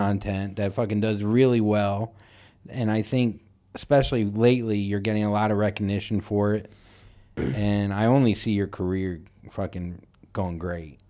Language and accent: English; Florida, United States; growing up where I grew up